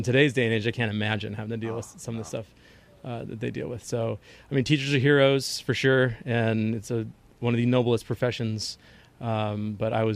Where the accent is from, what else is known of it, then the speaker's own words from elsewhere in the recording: San Diego, California, United States; I'm a hophead from San Diego